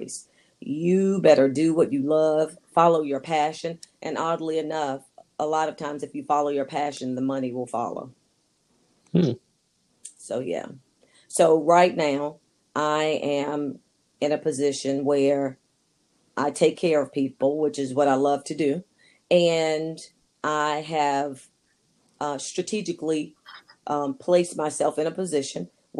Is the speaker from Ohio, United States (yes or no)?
no; Wilmington, North Carolina, United States; moved away as an adult; also born or lived in Indiana / Virginia Beach, Virginia / Ashburn, Virginia; now in Fredericksburg, United States; born and raised in Wilmington, North Carolina.